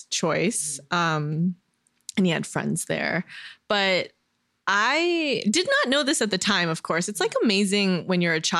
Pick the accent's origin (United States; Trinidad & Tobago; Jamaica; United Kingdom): United States; Downey, California; also born or lived in Fayetteville, North Carolina; when I was a kid, um, grew up in LA, mm-hmm. uh, close to Koreatown, actually in Downey, California.